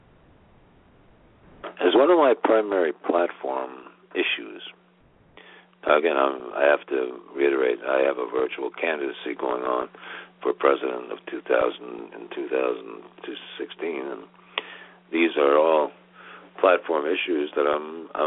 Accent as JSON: {"language": "English", "country": "United States", "said": "I was proud of America and being American in 2008"}